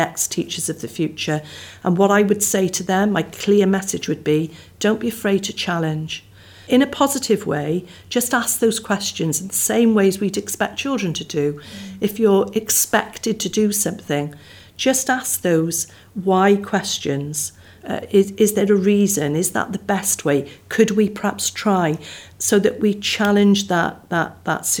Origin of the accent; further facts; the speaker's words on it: Barry, Wales, United Kingdom; I was born and brought up in Barry. So I was brought up near the sea.